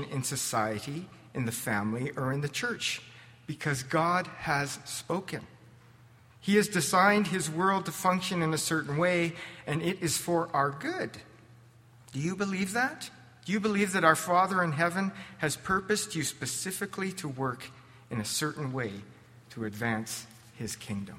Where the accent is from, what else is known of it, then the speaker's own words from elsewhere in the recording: Lethbridge, Alberta, Canada; also born or lived in California; I was born and raised in Canadian Baptist land, First Baptist Lethbridge, carried to church in the womb